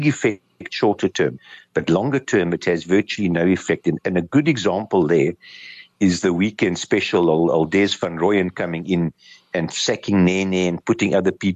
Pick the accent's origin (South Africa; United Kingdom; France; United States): South Africa; being a South African